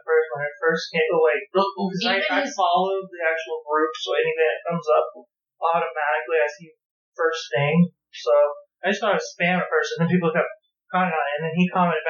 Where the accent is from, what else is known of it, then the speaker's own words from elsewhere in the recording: Texas, United States; I'm Texan.